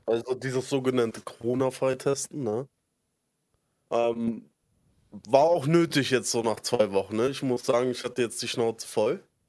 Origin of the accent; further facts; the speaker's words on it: Berlin, Germany; ich komme aus Spandau, so Randgebiet von, bei Berlin